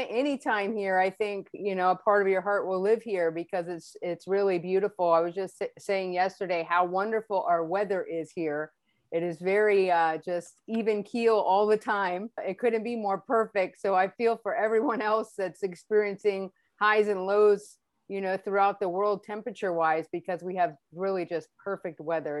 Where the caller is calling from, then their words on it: California, United States; I am joining you from the United States, the lovely state of California.